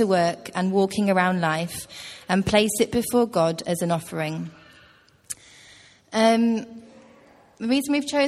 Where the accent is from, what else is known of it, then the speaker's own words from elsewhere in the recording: Hereford, West Midlands, United Kingdom; now in Teesside, United Kingdom; I grew up in Hereford, which is in the West Midlands, quite near Wales.